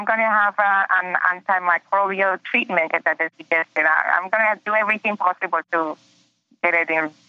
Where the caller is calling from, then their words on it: Ocala, Florida, United States; I'm from Ocala, Florida.